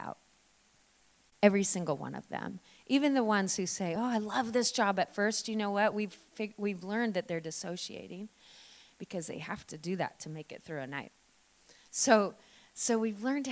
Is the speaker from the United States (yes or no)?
yes; Oregon, United States; now in Victoria, Australia; I'm from Oregon originally